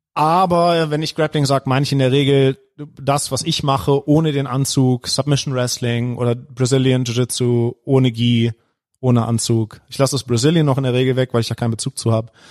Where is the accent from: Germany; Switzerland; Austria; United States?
Germany; Heinsberg district, North Rhine-Westphalia; moved away; Ich komme nämlich aus dem Kreis Heinsberg